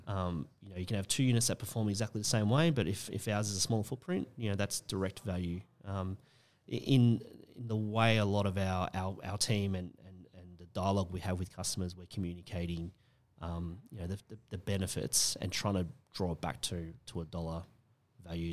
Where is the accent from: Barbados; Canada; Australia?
Australia; how we feel about being Australian now.